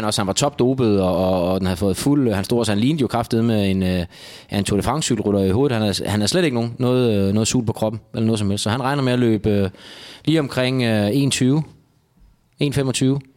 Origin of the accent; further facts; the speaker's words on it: Funen, Southern Denmark, Denmark; Jeg må alligevel som fynbo sige